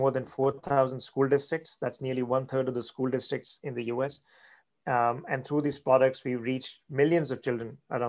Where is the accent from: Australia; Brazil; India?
India; moved away as an adult; now in United States; I grew up in India